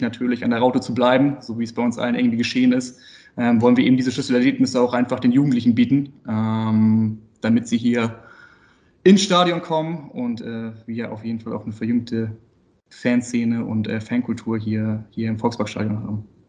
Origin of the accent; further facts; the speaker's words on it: Itzehoe, Schleswig-Holstein, Germany; also born or lived in Hamburg; Also geboren bin ich in Hamburg, äh, ah. also Hamburger Jung, äh, aber äh, das ging dann schnell mit dem zweiten Lebensjahr Richtung Schleswig-Holstein, also nach Itzehoe